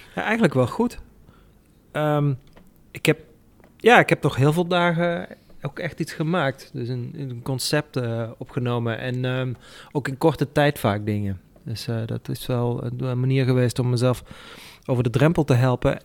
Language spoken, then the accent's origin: Dutch; Limburg, Netherlands; moved away; also born or lived in Randstad; mijn geboortegrond